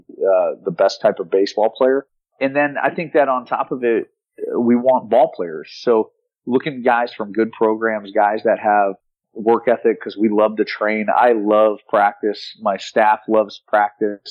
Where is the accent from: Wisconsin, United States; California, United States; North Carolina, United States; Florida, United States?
Florida, United States; South; I'm from South Florida and I'm at the university that was 3 miles from my house growing up.